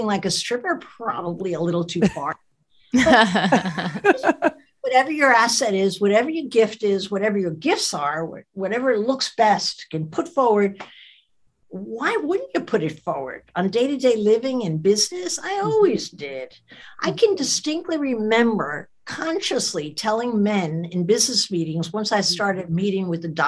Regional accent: New Jersey, United States; I was a kid from New Jersey

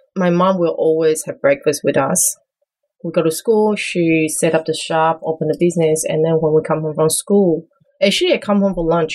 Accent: Taiwan; moved away as an adult; now in New York, United States; I grew up in Taiwan. I was born and raised in Taiwan, came to New York for school, college, went to Parsons School of Designs.

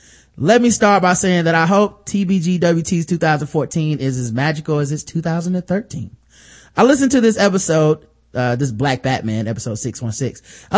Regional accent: Jamaica; As a Jamaican, I think I know a little bit about the history of the Caribbean.

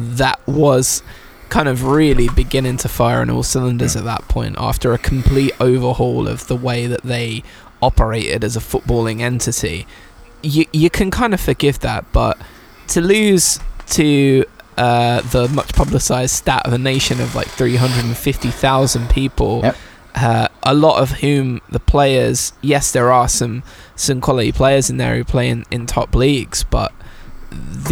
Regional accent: England, United Kingdom; as an English person

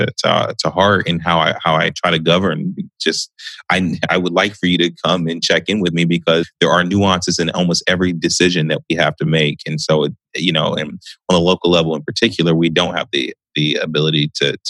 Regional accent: Columbus, Ohio, United States; also born or lived in Delaware, Ohio; I was born and raised mostly here in Columbus, not too far from where I live right now. Well, we moved a lot, truthfully

